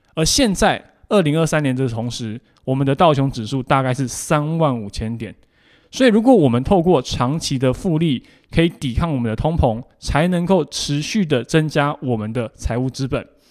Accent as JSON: {"language": "Chinese", "country": "Taiwan", "said": "我们台湾人很熟知的定时定额这样的一个概念"}